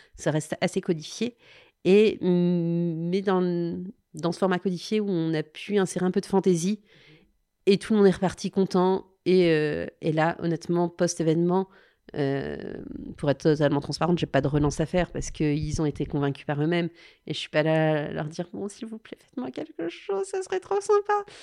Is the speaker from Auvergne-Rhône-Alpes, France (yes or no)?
yes; Lyon, Auvergne-Rhône-Alpes, France; en tant que Lyonnaise